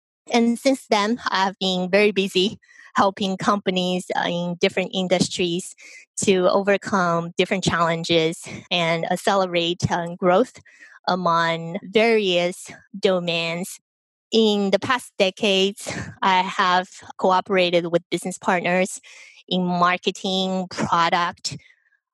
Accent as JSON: {"language": "English", "country": "Taiwan", "tie": "born or raised there", "moved": "as an adult", "lives_now": "United States", "said": "I was born in Taiwan. I came to the United States for school"}